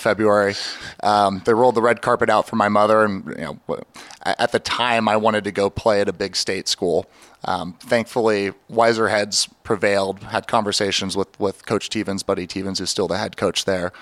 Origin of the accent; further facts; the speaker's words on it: Seattle, Washington, United States; now in Baltimore, United States; growing up in Seattle, lacrosse was just not a staple like it is here in Baltimore